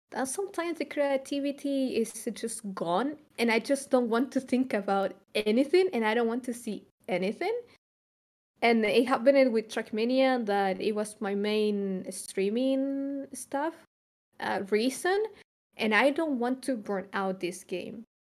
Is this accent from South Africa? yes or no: no; Chile; moved away as an adult; now in Germany; I'm from Chile and I moved to Germany.